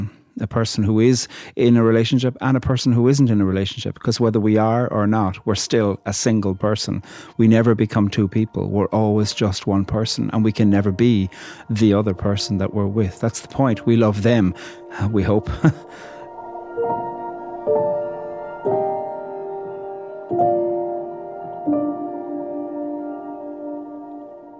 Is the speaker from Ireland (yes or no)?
yes; Ireland; a poet from Ireland